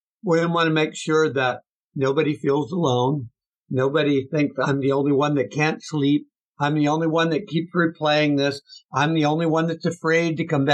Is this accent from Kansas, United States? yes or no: yes; Kansas, United States; moved away; also born or lived in Texas; I grew up hunting in Kansas